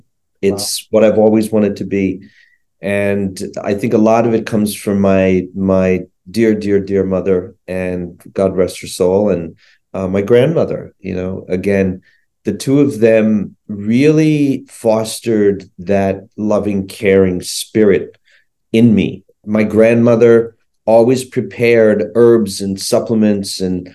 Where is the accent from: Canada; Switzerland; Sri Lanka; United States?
Sri Lanka; born there; I was born in Sri Lanka.